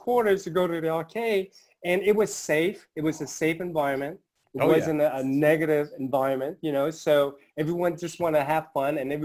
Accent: United States; I grew up here in the States

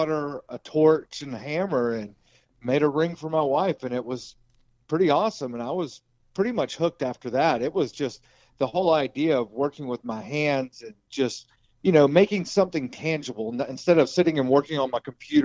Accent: Asheville, North Carolina, United States; I grew up in Asheville

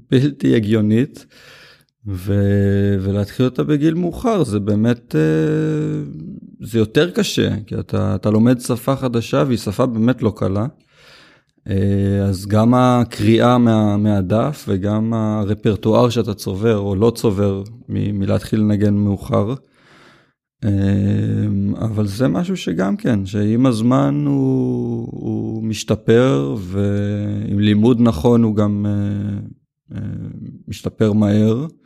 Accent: Ma'ale Gamla, Northern District, Israel; now in Tel Aviv, Israel; בן 37. אה, גדלתי במעלה גמלה, רמת הגולן. אז הגעתי לתל אביב ולמדתי מוזיקה.

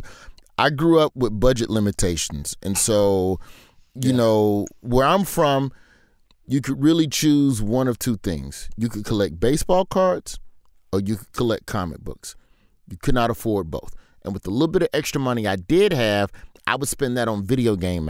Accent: Birmingham, Alabama, United States; growing up in Birmingham

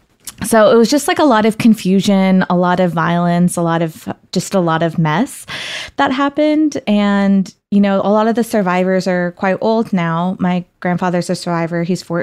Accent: Karachi, Sindh, Pakistan; born there; I myself didn't really know the specifics of it until I first went back to Pakistan, where I was born in Karachi.

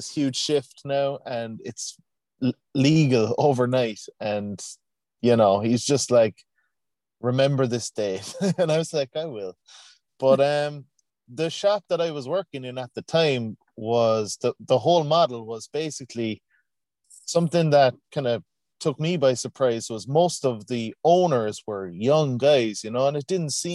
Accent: Cork, Munster, Ireland; also born or lived in Canada; I come from Cork, Ireland, born and raised

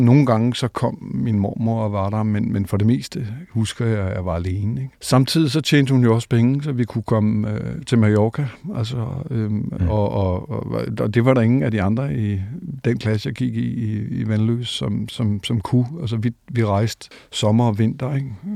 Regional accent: Copenhagen, Capital Region of Denmark, Denmark; jeg er faktisk født øh, inde i St. Paulsgade øh, øh, og døbt i Marmorkirken

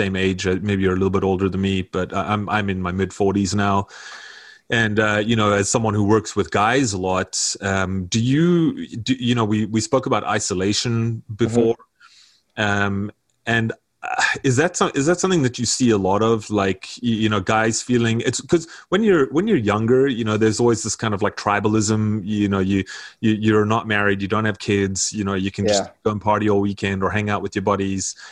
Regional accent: South Africa; now in North America; I'm from South Africa, as you can hear, I'm not from here

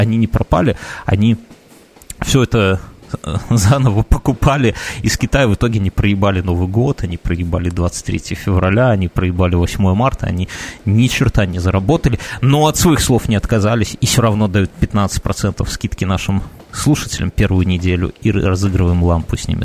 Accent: Belarus

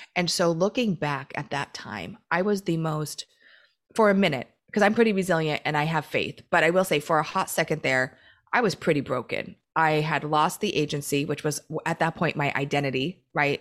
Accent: Oregon, United States; now in Southern California, United States; I grew up in Oregon.

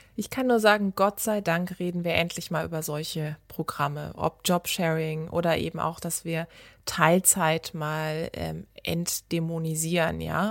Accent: Karlsruhe, Baden-Württemberg, Germany; moved away; in meiner Heimatstadt in Karlsruhe

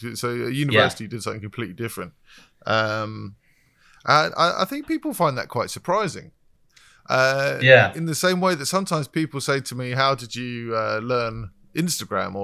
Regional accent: London, United Kingdom; I'm from London

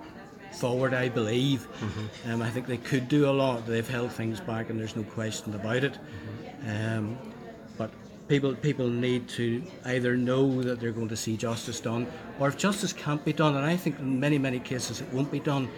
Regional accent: Northern Ireland, United Kingdom; I would probably identify myself as an Irishman.

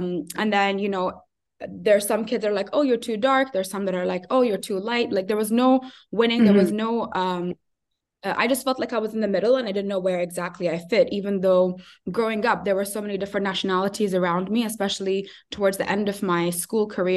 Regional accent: Ajman, United Arab Emirates; also born or lived in Sharjah; now in Abu Dhabi, United Arab Emirates; I grew up in Ajman. I studied in Sharjah

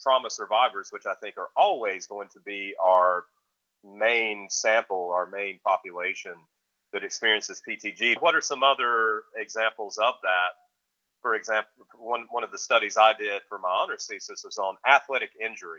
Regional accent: the Carolinas, United States; growing up in the Carolinas

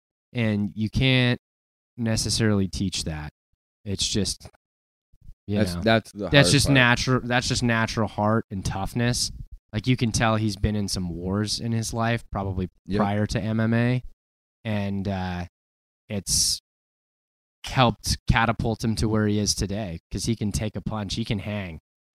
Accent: Spokane, Washington, United States; Brady's from my hometown of Spokane, Washington. I'm not trying to be a hometown homer here.

